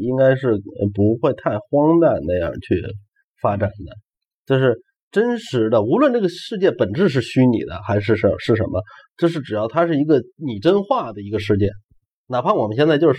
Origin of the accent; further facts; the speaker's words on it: China; 呃而且我们中国人大多数人是唯心唯唯物的